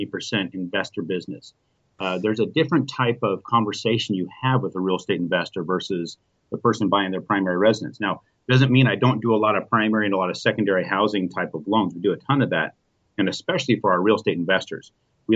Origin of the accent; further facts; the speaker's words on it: Arizona, United States; I'm from Arizona, and I do business all over the country.